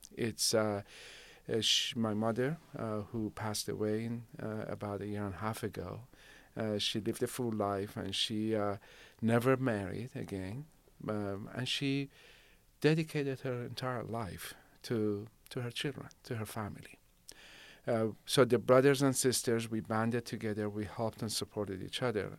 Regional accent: Shiraz, Fars, Iran; now in Rancho Cordova, United States; I grew up in Shiraz. So, uh, my elementary school, my, uh, middle and high school, it was all in Shiraz

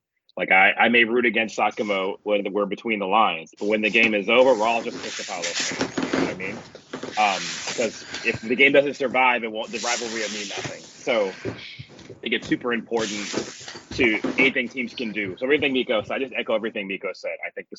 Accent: United States; as an American watching it

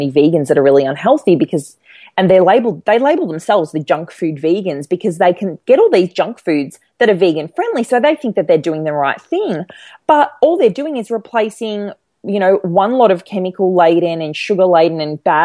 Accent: Melbourne, Victoria, Australia; I live in Melbourne and I grew up in Melbourne

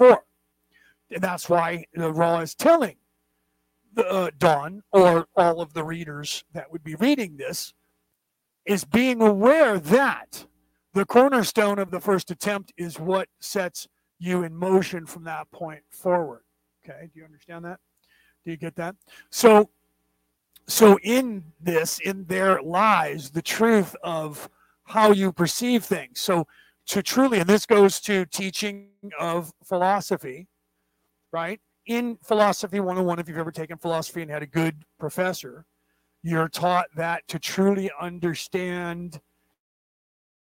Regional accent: California, United States; we grew up in California

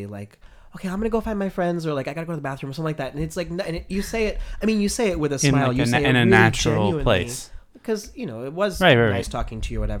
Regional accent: New York City, New York, United States; being a native New Yorker

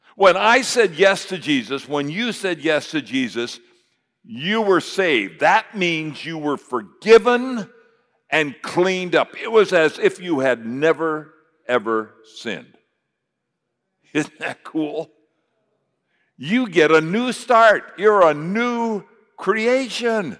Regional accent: United States; I'm an American

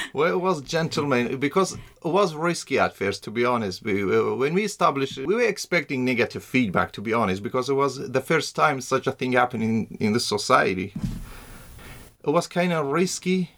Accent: Iraq; also born or lived in Iran / Shaqlawa, Iraq / Saladin, Iraq / Ankara, Turkey; I was born in uh, Iran in uh, 85. I'm originally from Iraq, but before I was born, my, my family was uh, they were refugees in Iran, and we came back in '91

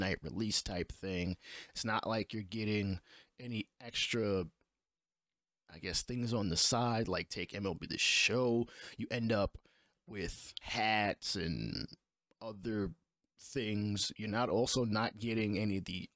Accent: New York City, New York, United States; I'm from New York City

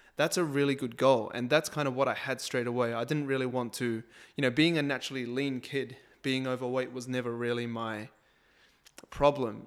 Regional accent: New Zealand; I'm a Kiwi

